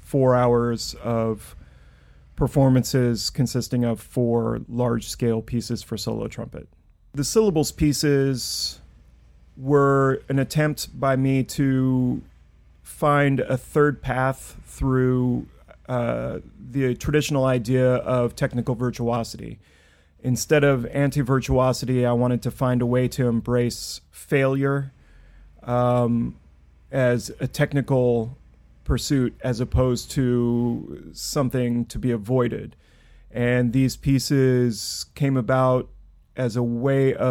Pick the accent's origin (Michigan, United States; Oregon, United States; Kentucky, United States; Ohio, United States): Oregon, United States; Clatskanie; now in Brooklyn, United States; I grew up in Clatskanie, Oregon, the birthplace of Raymond Carver, and I now live in Brooklyn, New York.